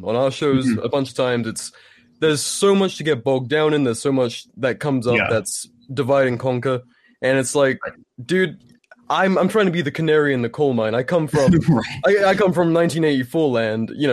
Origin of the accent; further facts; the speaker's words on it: United Kingdom; moved away as an adult; now in United States; I'm a Brit who fled the island to come to the States